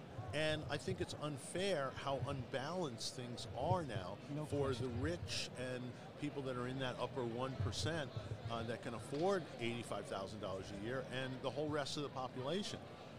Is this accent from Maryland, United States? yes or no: no; Glen Cove, New York, United States; moved away; I grew up in New York, okay. In Long Island. Shout out to Glen Cove.